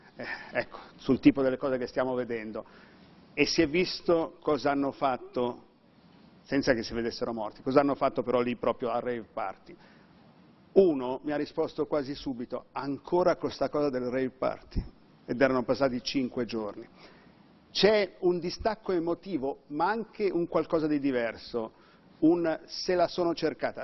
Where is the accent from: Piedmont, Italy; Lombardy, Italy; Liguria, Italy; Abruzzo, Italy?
Lombardy, Italy; Milan; sono lombardo, sono milanese